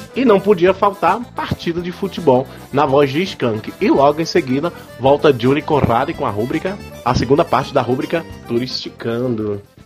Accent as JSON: {"language": "Portuguese", "region": "Northeast Region", "country": "Brazil", "said": "a gente é do Nordeste"}